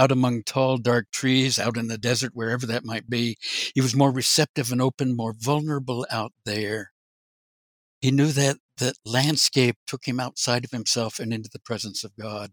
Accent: Orlando, Florida, United States; I was born outside Orlando, Florida, grew up there.

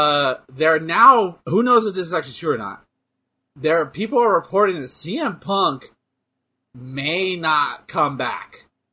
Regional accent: the South, United States; Yeah, I'm from the South

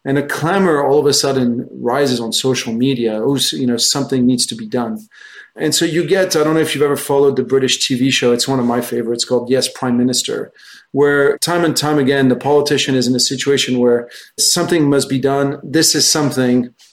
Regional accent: France; moved away as an adult; also born or lived in United States; I'm French originally. I grew up in France.

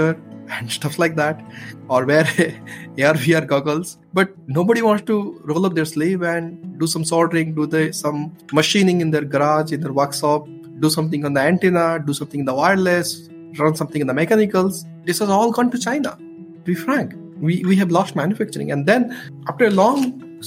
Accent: India; moved away as an adult; also born or lived in Bay Area, United States; I was growing up in India

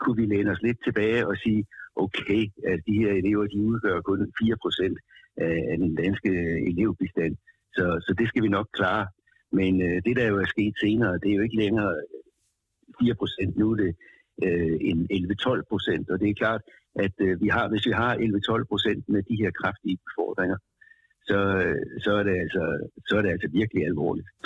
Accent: Denmark; vi som danskere

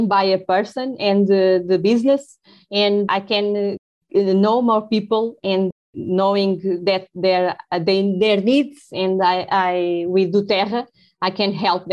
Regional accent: Lisbon, Portugal; English is a second language; I'm from Portugal. I'm from Lisbon, and I'm very Portuguese.

